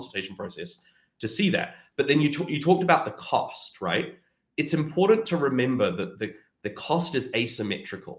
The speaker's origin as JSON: {"language": "English", "country": "New Zealand", "moved": "yes", "lives_now": "Canada", "said": "my home country of New Zealand"}